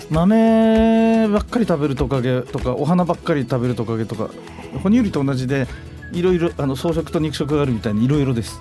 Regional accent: Fukushima, Japan; 私 の地元の福島県

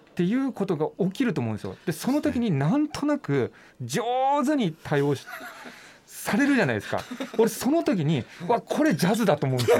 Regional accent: Nagasaki, Japan; 僕地元長崎なんですけども、長崎市なんですけどね

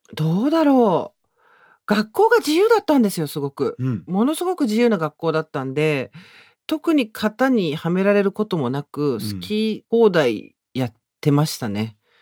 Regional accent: Tokyo, Japan; 私東京生まれ東京育ちなんで、うん上京をしたことがないんですよ

